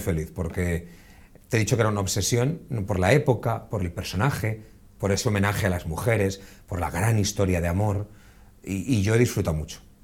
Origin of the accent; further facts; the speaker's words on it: Buñol, Valencian Community, Spain; visitar Buñol, vean el castillo y vean todo lo que ofrece un pueblo bonito como los que tenemos, pero en este caso es el mío